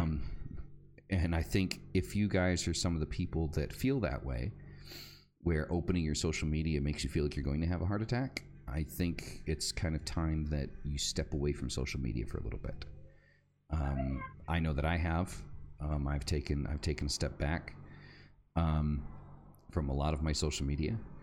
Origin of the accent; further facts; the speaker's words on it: United States; moved away; I'm an American